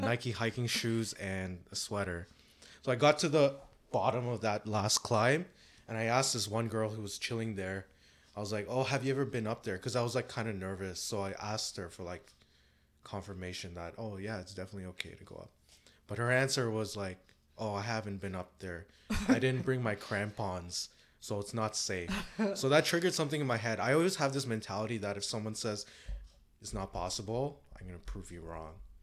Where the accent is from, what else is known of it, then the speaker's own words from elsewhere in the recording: Canada; I'm Canadian.